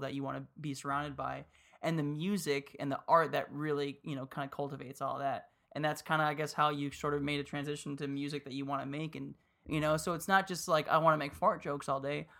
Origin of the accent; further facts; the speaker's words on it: Miami, Florida, United States; I grew up in Miami